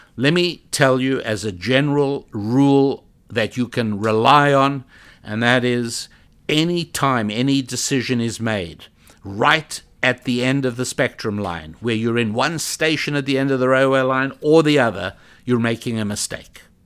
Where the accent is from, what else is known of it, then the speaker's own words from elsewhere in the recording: South Africa; moved away; I was born in South Africa